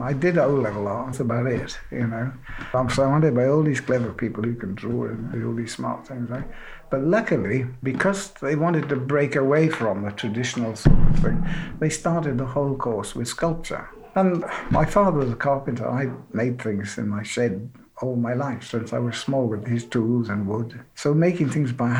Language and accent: English; South Wales, United Kingdom; moved away as an adult; also born or lived in Reading / Pietrasanta; I was born in South Wales, spent the first 18 years of my life in South Wales, and then I left home